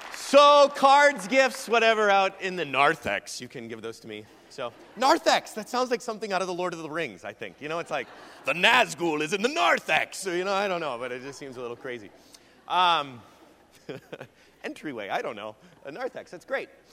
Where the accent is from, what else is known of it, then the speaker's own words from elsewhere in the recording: Iowa, United States; also born or lived in Brazil; we're both from Iowa